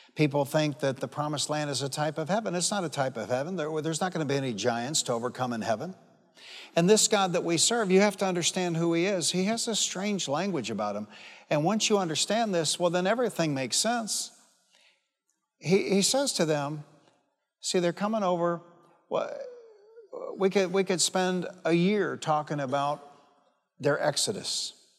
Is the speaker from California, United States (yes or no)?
no; Detroit, Michigan, United States; I'm from Detroit. And I grew up fighting